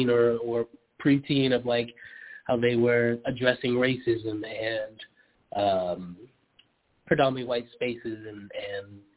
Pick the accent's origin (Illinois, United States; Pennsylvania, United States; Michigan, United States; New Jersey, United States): Pennsylvania, United States; Philadelphia; I grew up in Philly.